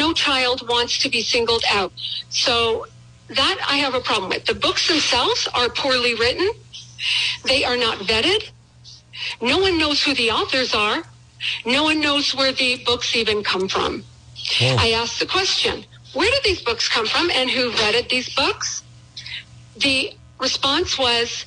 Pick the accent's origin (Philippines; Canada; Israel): Canada; moved away as an adult; now in United States; I was raised in Canada. I became an American citizen over 30 years, you know, a long time ago. I moved to this country